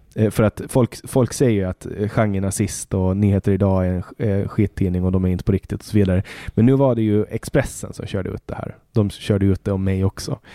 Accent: Åland Islands; moved away as an adult; now in Stockholm, Sweden; när jag är hemma på Åland

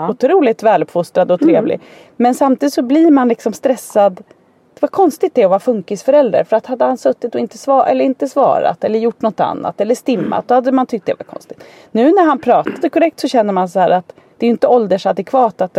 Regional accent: Danderyd, Stockholm County, Sweden; born there; Jag är född på Danderyds sjukhus bara helt så här

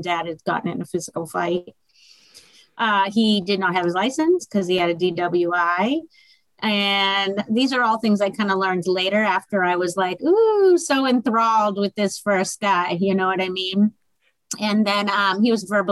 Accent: Massachusetts, United States; moved away as an adult; now in Fort Myers, United States; I'm originally from Massachusetts

